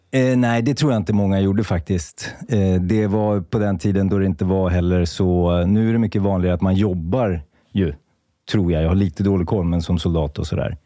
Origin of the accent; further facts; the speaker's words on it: Märsta, Stockholm County, Sweden; jag är uppvuxen i Märsta